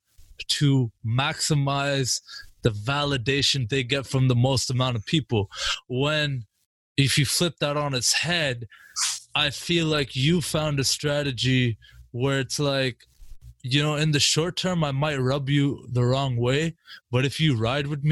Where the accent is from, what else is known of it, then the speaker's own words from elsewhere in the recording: Canada; I'm from Canada